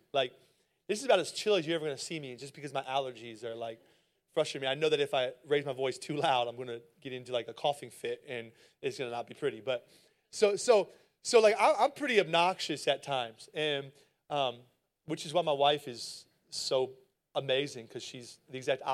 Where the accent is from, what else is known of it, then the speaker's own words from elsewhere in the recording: Philadelphia, Pennsylvania, United States; now in Cleveland, United States; I am from Philadelphia, Pennsylvania, so I'm actually all things Philly sports fan